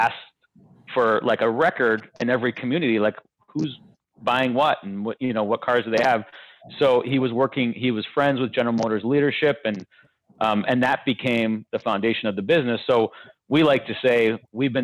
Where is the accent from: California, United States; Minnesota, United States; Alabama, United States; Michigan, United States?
Michigan, United States; Detroit; born and raised in the Detroit area